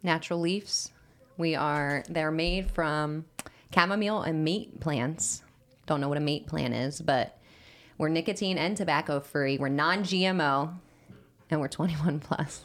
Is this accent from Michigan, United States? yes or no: no; New Jersey, United States; moved away; I'm from Jersey